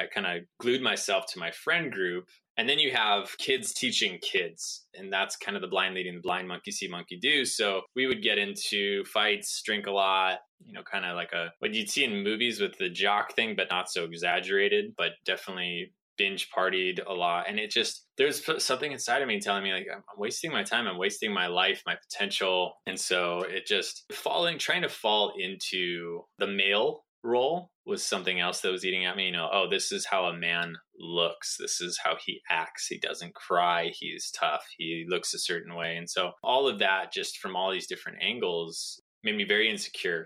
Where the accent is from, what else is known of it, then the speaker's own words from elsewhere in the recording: Southern California, United States; I grew up in Southern California